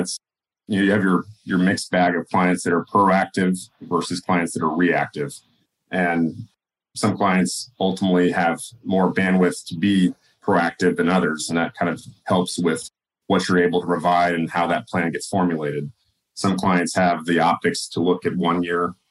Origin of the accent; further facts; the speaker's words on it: California, United States; moved away; also born or lived in Oregon; originally from California, we moved up to Oregon